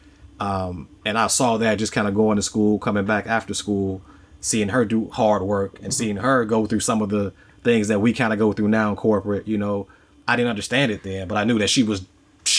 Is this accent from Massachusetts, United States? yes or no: no; Chicago, Illinois, United States; in Chicago, you know, growing up on the South Side